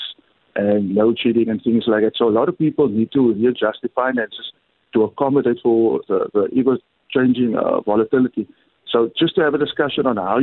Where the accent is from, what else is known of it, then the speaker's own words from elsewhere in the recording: Cape Town, Western Cape, South Africa; I'm from the southern suburbs, born in Crawford. I attended Alexander Sinton High School, so I'm someone from the community